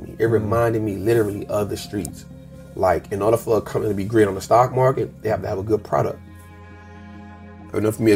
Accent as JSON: {"language": "English", "town": "New Orleans", "region": "Louisiana", "country": "United States", "tie": "born or raised there", "said": "born and raised in New Orleans"}